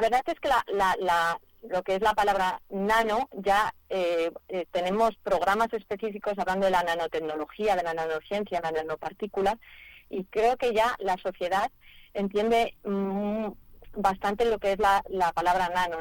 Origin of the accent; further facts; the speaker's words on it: Madrid, Community of Madrid, Spain; yo aunque soy de Madrid